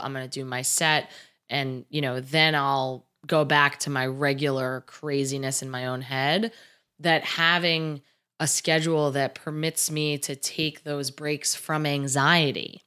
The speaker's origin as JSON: {"language": "English", "region": "New Jersey", "country": "United States", "tie": "born or raised there", "said": "I grew up in New Jersey"}